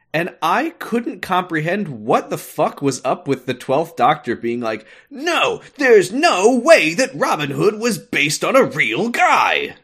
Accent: United States; I'm American

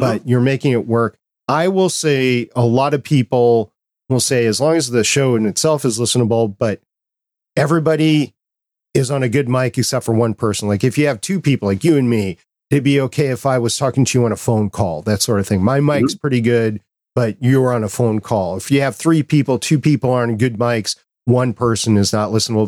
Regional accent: Minnesota, United States; as a kid growing up in Walnut or in Minnesota

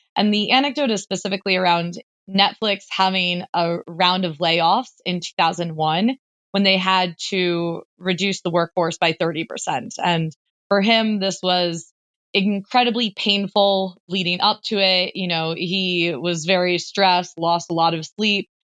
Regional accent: United States; me as an American

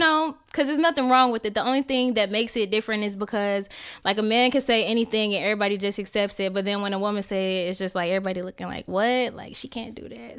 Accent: Indiana, United States; moved away as an adult; now in Atlanta, United States; where I'm from, I'm from Indiana. Um, a lot of the girls were getting pregnant before we even got out of high school

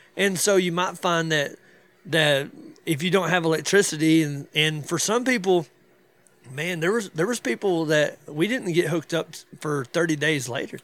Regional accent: North Georgia, Western North Carolina, United States; moved away as an adult; now in DeRidder, Louisiana, United States; I'm from North Georgia, West North Carolina

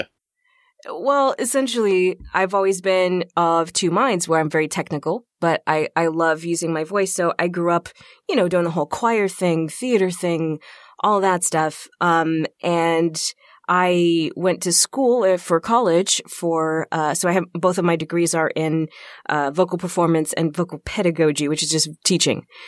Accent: Texas, United States; moved away as an adult; now in Minnesota, United States; I'm from Texas, so I was born and raised in Texas

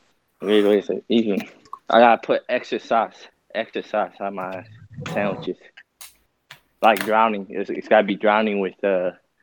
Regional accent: United States; So what I'm saying, I don't even know Tigrinya, to be honest with you. I don't know Tigrinya. I'm actually Eritrean American

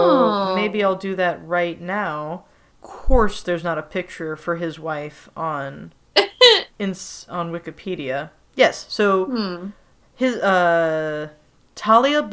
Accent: United States; as an American who grew up eating Little Debbie snacks

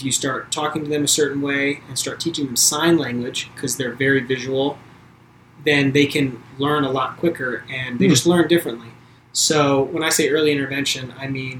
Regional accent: Baltimore, Maryland, United States; growing up in the Catholic Church in the Baltimore area

